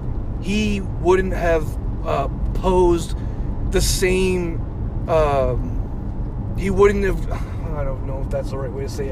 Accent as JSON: {"language": "English", "country": "Canada"}